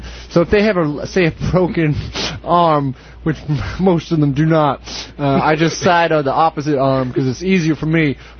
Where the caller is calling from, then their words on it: Minneapolis, Minnesota, United States; Hi, I'm calling from Minneapolis. I'm driving between St. Paul and Minneapolis.